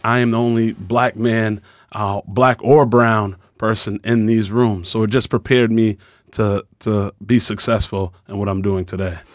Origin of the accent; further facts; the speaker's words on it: Boston, Massachusetts, United States; I'm from Dorchester. Uh, we do a lot of things differently from the kids in Sudbury or Lincoln